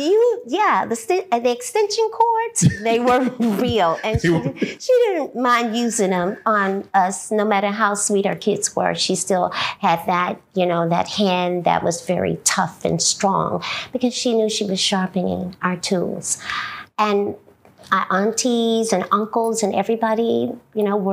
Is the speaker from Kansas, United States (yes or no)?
no; Dallas, Texas, United States; I'm from Bon Ton Nation, which was one of the landmarks for a lot of us that grew up